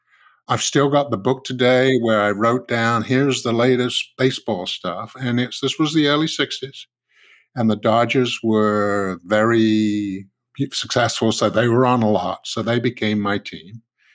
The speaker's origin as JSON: {"language": "English", "country": "United Kingdom", "tie": "born or raised there", "moved": "as an adult", "lives_now": "United States", "said": "As a Brit, yes, who, you know, grew up and, you know, spent the first part of my adult life in Britain, it would have been tea."}